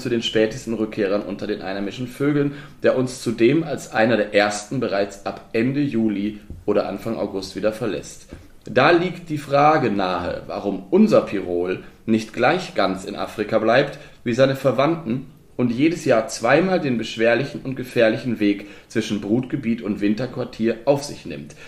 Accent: the West, West Germany, Germany; moved away as an adult; now in Brandenburg, Germany; bei mir damals im Westen

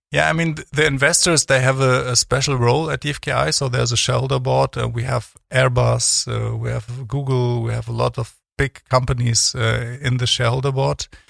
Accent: Cologne, North Rhine-Westphalia, Germany; moved away as an adult; also born or lived in East Berlin / Freiburg; now in Bremen, Germany; left Berlin when I was 10 years old, so um, not alone, but with my mother. So uh, I went to Cologne

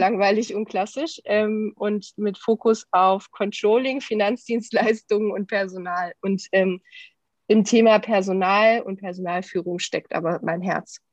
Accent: Düsseldorf, North Rhine-Westphalia, Germany; lebe in Düsseldorf, bin auch hier geboren

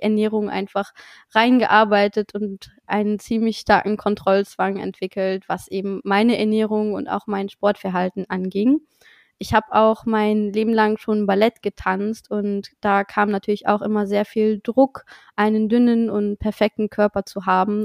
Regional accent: Luxembourg; moved away as an adult; now in Cologne, Germany; ich komme ursprünglich aus Luxemburg, wie vielleicht schon einige wissen, und wohne aber mittlerweile seit zweieinhalb Jahren in Köln

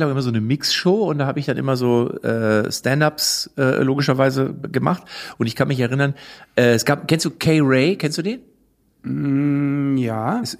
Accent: Hanover, Lower Saxony, Germany

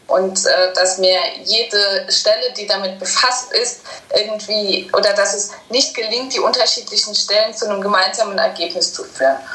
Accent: Saarland, Germany; Ich komme ja aus dem Saarland

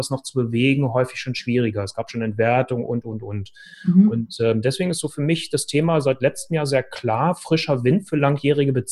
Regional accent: Hannover, Lower Saxony, Germany; ja, ich komme aus Hannover. Ich bin hier geboren und lebe in Hannover und arbeite in Hannover.

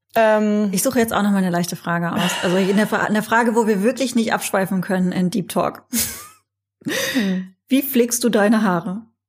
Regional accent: North Rhine-Westphalia, Germany; ich bin in der Nähe von Holland aufgewachsen

